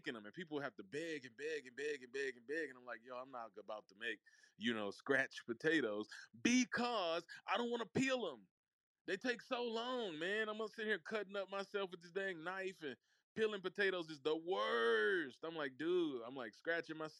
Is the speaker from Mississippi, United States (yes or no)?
yes; Mississippi, United States; also born or lived in Memphis, Tennessee; I'm from Mississippi. For those who do not know, I was born in Memphis, Tennessee, but I was raised in the heart of the South